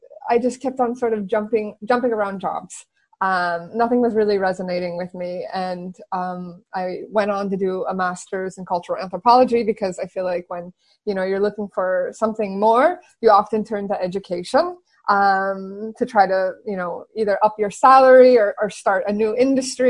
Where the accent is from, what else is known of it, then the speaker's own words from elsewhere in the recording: San Francisco Bay Area, California, United States; moved away as an adult; also born or lived in Silicon Valley; now in Barcelona, Spain; I'm originally from the San Francisco Bay Area, born and raised.